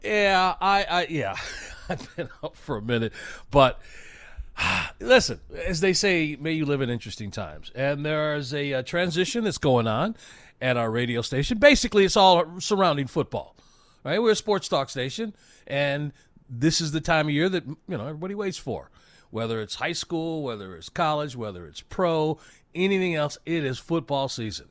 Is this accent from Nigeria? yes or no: no; Chicago, Illinois, United States; I grew up in Chicago